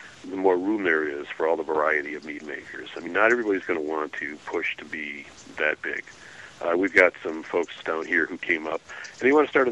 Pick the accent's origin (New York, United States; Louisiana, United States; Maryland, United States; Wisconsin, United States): Wisconsin, United States; now in Georgia, United States; We're from Wisconsin